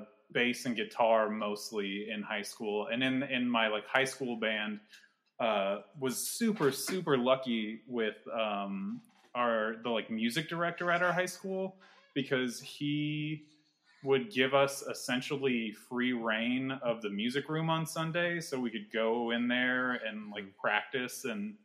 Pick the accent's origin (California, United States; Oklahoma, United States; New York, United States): California, United States; Vacaville; In Vacaville.